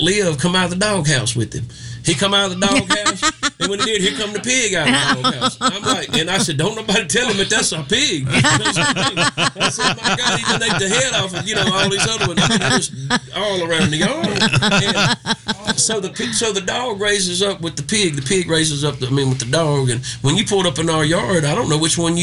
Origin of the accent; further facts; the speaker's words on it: Strayhorn, Mississippi, United States; also born or lived in Senatobia, Mississippi; my hometown of Tate County